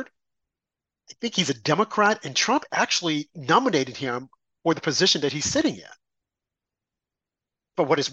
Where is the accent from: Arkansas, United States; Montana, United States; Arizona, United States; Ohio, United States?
Arkansas, United States; I'm from Arkansas.